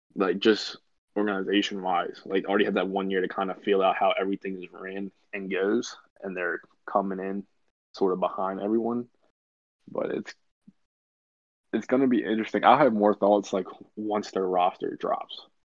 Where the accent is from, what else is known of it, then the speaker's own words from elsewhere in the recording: Baltimore, Maryland, United States; we're from Baltimore, Maryland